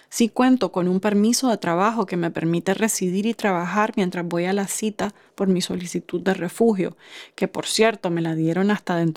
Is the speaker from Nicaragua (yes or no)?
yes; Nicaragua; moved away; Cuando vos respondés que sos nicaragüense y si por alguna razón no encajas en el estereotipo del Nica que tienen en sus mentes